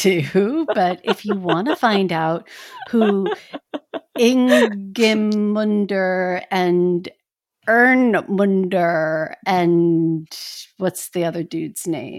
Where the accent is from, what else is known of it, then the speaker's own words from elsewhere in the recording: Northeast, United States; I'm from the Northeast. We do hockey.